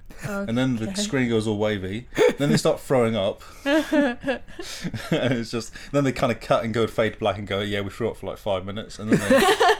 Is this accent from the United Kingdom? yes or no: yes; Plymouth, South West England, United Kingdom; I played for Plymouth, my hometown.